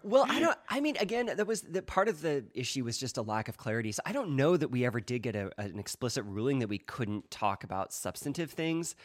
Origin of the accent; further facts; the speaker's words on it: Eugene, Oregon, United States; now in California, United States; I was from Eugene, Oregon originally